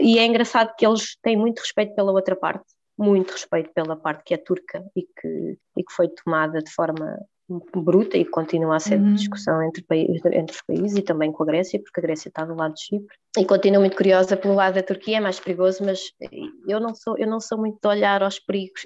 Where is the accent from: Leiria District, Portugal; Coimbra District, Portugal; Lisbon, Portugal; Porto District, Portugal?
Leiria District, Portugal; Leiria; eu sou de Leiria